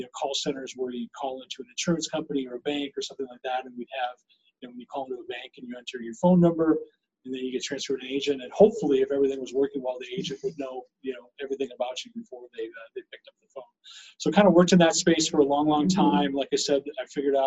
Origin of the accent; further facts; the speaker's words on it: Minnesota, United States; moved away as an adult; now in Colorado, United States; I grew up in Minnesota and I came out here to go to school.